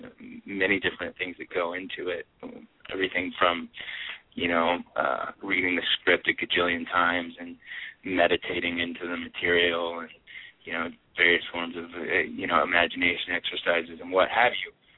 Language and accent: English; near San Francisco, California, United States; I grew up near San Francisco